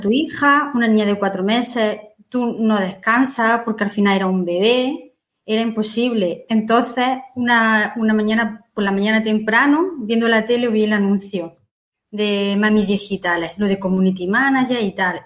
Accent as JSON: {"language": "Spanish", "town": "Martos", "region": "Andalusia", "country": "Spain", "said": "yo soy de Marto, de un pueblo de Jaén"}